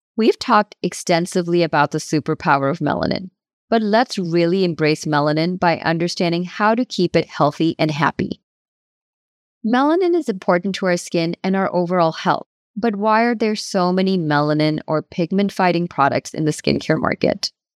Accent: United States; I moved to the United States as a teenager in the early nineteen nineties

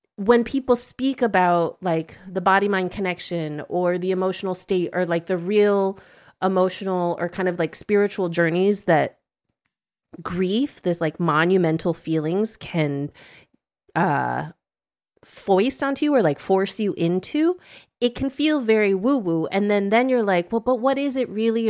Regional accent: Midwest, United States; now in Brooklyn, United States; I grew up in the Midwest and I have some very Midwestern tendencies

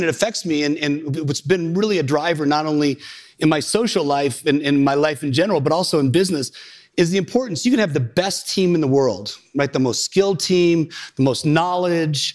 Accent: Illinois, United States; I grew up in Illinois

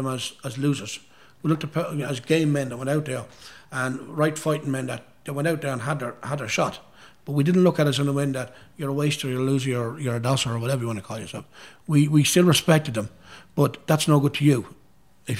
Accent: Dundalk, County Louth, Ireland; at a wedding in Dundalk, my hometown.

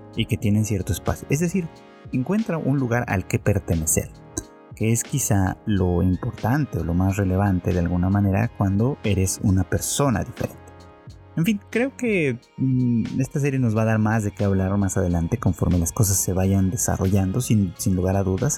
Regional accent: Mexico; en mi país, en México

